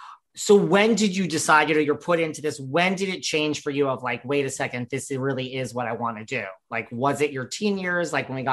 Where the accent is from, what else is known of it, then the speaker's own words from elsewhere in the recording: New York, United States; I'm from New York.